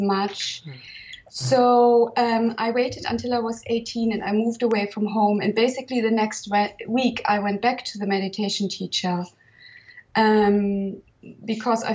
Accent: Germany; now in Provence, France; I was born in 1966 in Germany

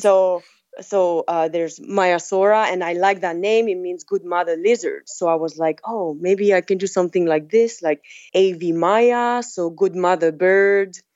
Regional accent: French Polynesia; moved away as an adult; also born or lived in France / Montana; I'm from Tahiti

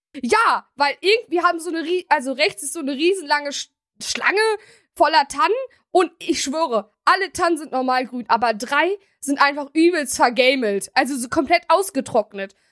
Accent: Germany; Wir sind ja auch in Deutschland geboren

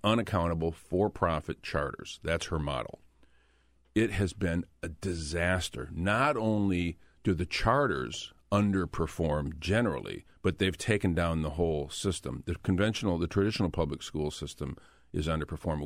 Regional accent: Flint, Michigan, United States; Flint is, is my hometown

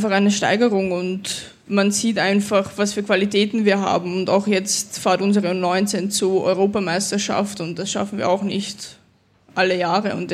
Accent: Austria; born there; jetzt spiele ich für Österreich, für das Land, wo ich geboren bin und ja, ist echt mega.

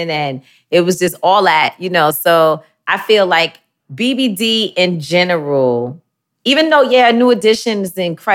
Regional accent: New York City, New York, United States; also born or lived in Bronx, New York; I grew up in Harlem, where Flyness was created.

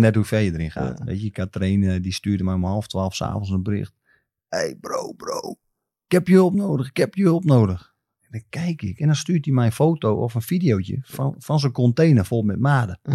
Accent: Groningen, Netherlands; ik gewoon uit Groningen kom

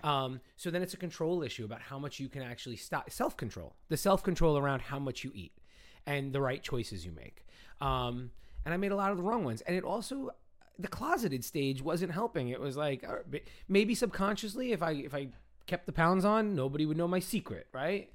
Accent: New York City, New York, United States; also born or lived in Brooklyn / Long Island / Manhattan; I grew up in the Bronx

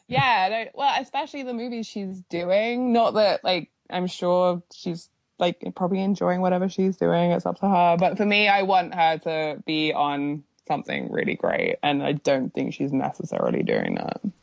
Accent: United Kingdom; I'm just being very British

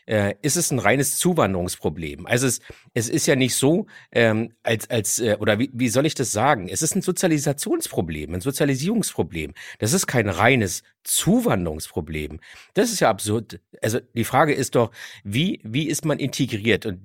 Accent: Berlin, Germany; bin auch aufgewachsen in Kreuzberg und Neukölln. Ja. Also insofern ist mir so, so die ganze Gegend natürlich auch ein Zuhause.

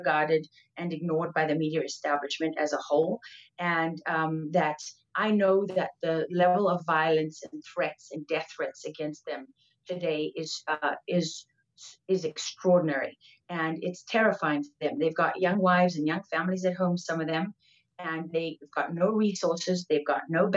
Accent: Durban, KwaZulu-Natal, South Africa; now in Texas, United States; I was born in Durban in South Africa at Mother's Hospital

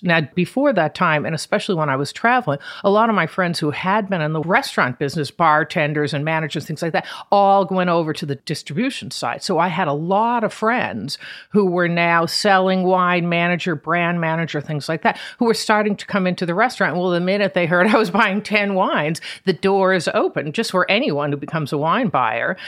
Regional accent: Boston, Massachusetts, United States; moved away as an adult; also born or lived in New York; I grew up outside of Boston, and then I summered every summer on Cape Cod in Truro

